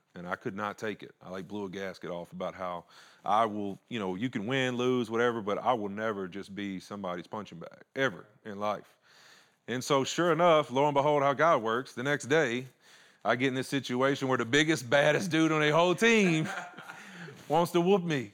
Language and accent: English; Louisiana, United States; moved away; I was Country boy from Louisiana